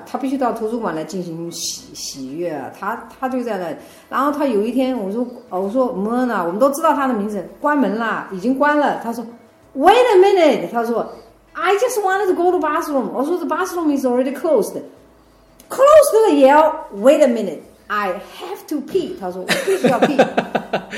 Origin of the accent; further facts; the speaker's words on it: China; moved away as an adult; also born or lived in southern United States / New York; now in United States; 我是在中国大陆出生，在中国大陆成长的